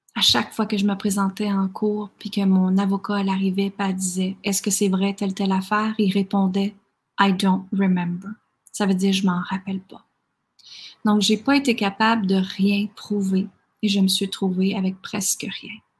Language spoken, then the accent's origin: French; Quebec, Canada; moved away as an adult; also born or lived in United States; à l'âge de 19 ans, je suis partie du Québec